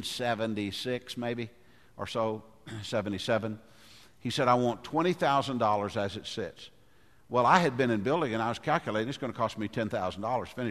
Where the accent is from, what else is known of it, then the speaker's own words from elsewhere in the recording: Goodlettsville, Tennessee, United States; I grew up in Goodlettsville